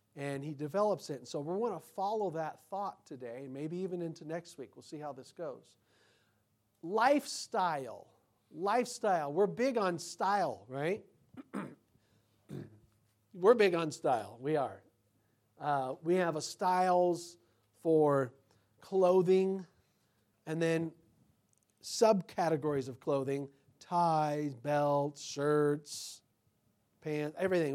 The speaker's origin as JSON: {"language": "English", "country": "United States", "said": "me as an American"}